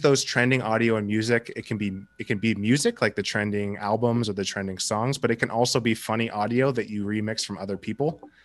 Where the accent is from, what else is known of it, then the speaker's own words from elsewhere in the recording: Seattle, Washington, United States; I'm from Seattle